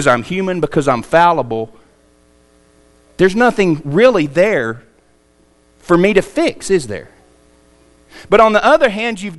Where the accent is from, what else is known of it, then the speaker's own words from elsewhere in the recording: United States; we're an American